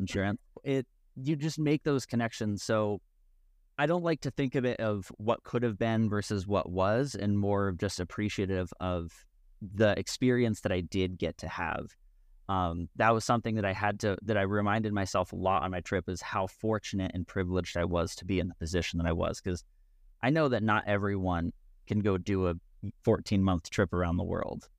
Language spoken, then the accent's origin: English; West Virginia, United States; I grew up in West Virginia